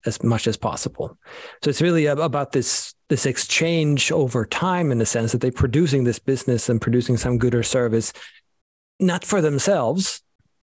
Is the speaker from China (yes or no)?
no; Sweden; moved away; I'm from Sweden, so both of my names, unfortunately, are very Scandinavian